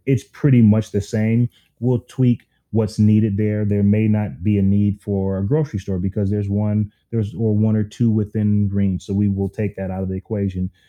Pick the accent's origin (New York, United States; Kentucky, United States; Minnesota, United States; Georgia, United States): Minnesota, United States; Minneapolis; I was I'm from North Minneapolis, and um, everyone knows it's it's one of those underserved communities that um, I was able to have some success